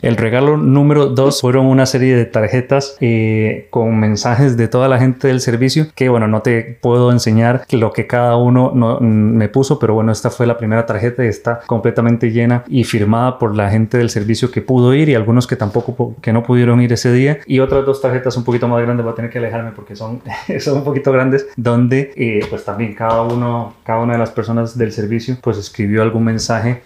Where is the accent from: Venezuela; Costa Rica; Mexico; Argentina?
Costa Rica; now in Spain; soy de Costa Rica